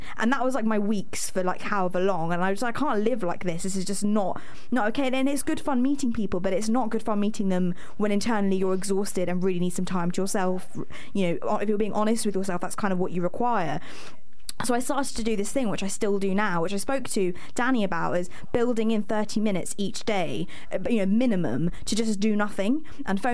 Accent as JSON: {"language": "English", "region": "London", "country": "United Kingdom", "moved": "as an adult", "lives_now": "York, United Kingdom", "said": "I'm from London"}